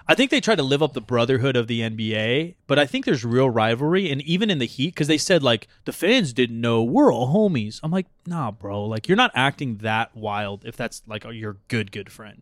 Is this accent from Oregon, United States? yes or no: yes; Portland, Oregon, United States; I'm from Portland